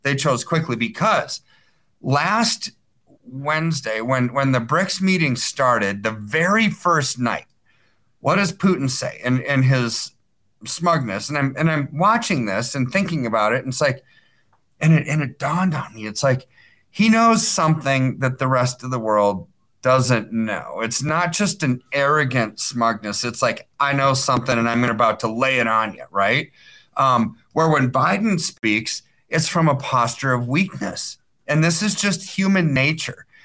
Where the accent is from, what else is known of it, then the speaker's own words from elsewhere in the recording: United States; I'm an American